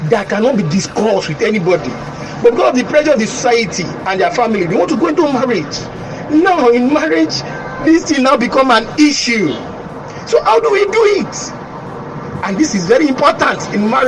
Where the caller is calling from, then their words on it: Lekki, Lagos, Nigeria; I'm calling from Lekki.